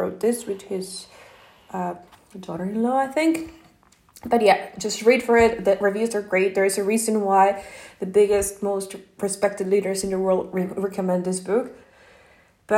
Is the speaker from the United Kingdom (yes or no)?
no; Mexico; English is a second language; now in Norway; I'm not American, I'm Mexican. And I don't live in Mexico or US, I live in Norway right now